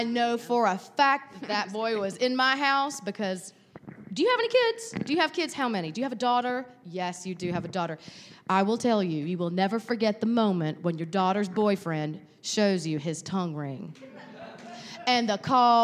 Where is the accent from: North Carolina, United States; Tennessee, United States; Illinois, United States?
North Carolina, United States; Lumberton; I'm from Lumberton, North Carolina